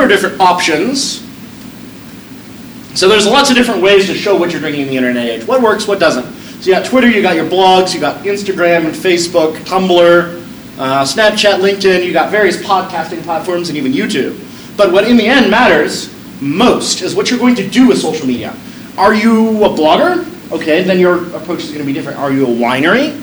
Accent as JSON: {"language": "English", "town": "Peoria", "region": "Arizona", "country": "United States", "tie": "born or raised there", "said": "when I was a angsty teenager growing up in Peoria"}